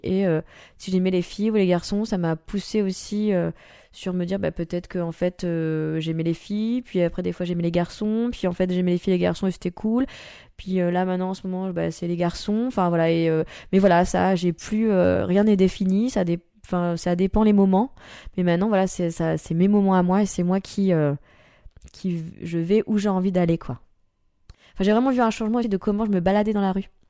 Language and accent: French; Nice, Provence-Alpes-Côte d'Azur, France; moved away as an adult; now in Paris, France; J'ai quitté Nice parce que j'avais besoin de liberté. Je commençais à étouffer euh, chez moi